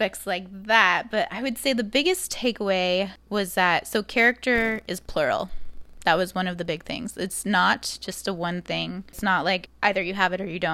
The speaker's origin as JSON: {"language": "English", "region": "Arizona", "country": "United States", "tie": "born or raised there", "also_born_or_lived": "New York City / Chicago", "moved": "as an adult", "said": "I did spend the first 23 years of my life there"}